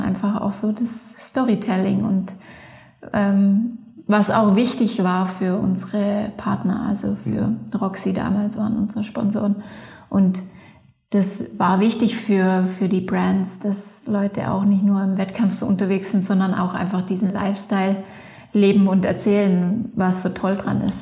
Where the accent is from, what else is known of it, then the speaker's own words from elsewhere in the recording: Leutkirch im Allgäu, Baden-Württemberg, Germany; moved away as an adult; also born or lived in Innsbruck, Austria; now in Patsch, Austria; Ich komme aus Leutkirch im Allgäu ähm, und bin jetzt aber schon, glaube ich, 18 Jahre in Innsbruck